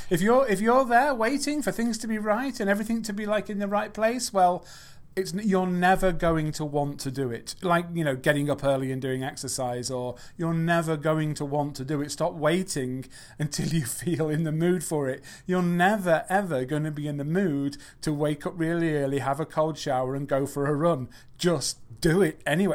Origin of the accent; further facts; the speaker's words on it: England, United Kingdom; I'm not from America, I'm from England.